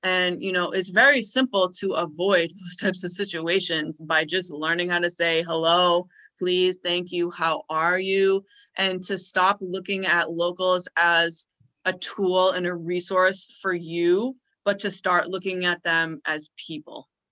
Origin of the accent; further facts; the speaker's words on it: Boston, Massachusetts, United States; I'm from Boston